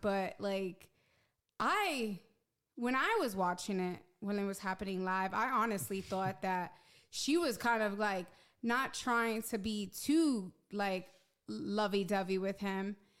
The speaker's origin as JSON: {"language": "English", "town": "New York City", "region": "New York", "country": "United States", "tie": "born or raised there", "said": "I'm from Hell's Kitchen. Like, back when I was a teenager, there was a lot of pimps and prostitutes around"}